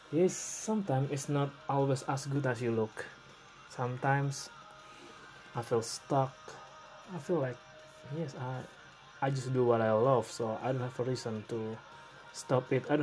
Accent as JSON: {"language": "English", "country": "Indonesia", "second_language": "English", "said": "I'm from Indonesia"}